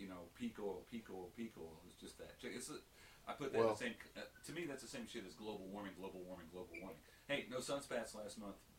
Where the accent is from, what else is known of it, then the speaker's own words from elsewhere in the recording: Georgia, United States; I thought being from Georgia that I'd be up to speed for Mediterranean sun exposure.